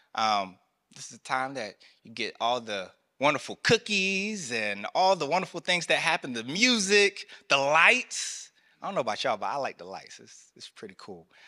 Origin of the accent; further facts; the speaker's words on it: North Carolina, United States; I grew up in North Carolina, the country South